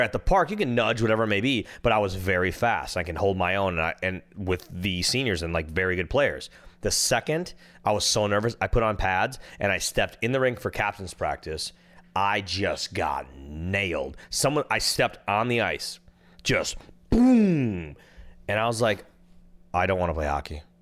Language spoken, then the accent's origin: English; Minnesota, United States; now in California, United States; I'm from Minnesota.